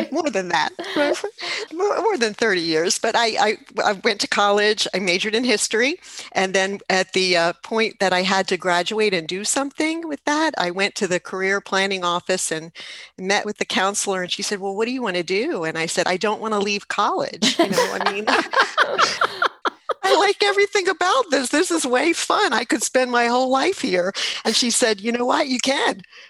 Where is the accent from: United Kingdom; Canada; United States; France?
United States; New Jersey; moved away as an adult; also born or lived in Roanoke, Virginia / Blacksburg, Virginia / Connecticut; now in Raleigh, United States; I grew up in New Jersey. In my part of New Jersey, when we talked about the city, we were talking about Philadelphia, not New York. So I'm from South Jersey, about 60 miles from the Jersey Shore.